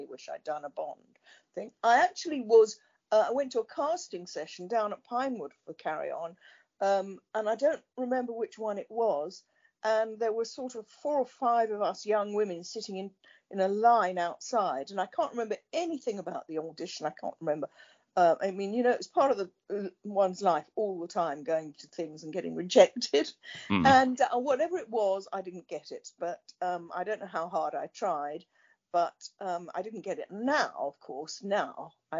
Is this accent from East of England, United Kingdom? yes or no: yes; Essex, East of England, United Kingdom; I'm definitely an Essex girl. I come from Essex.